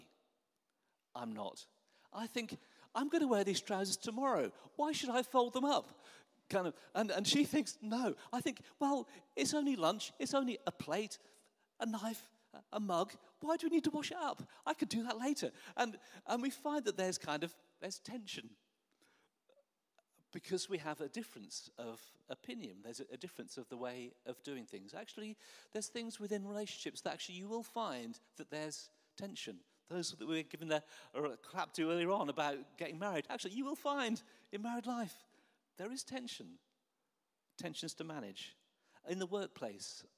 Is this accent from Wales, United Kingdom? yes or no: no; Norwich, East of England, United Kingdom; I grew up in Norwich, so I used to go and watch Norwich City play football